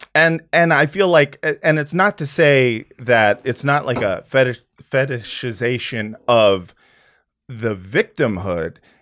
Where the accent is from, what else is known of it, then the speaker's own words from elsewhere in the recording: United States; as an American person who is essentially a white guy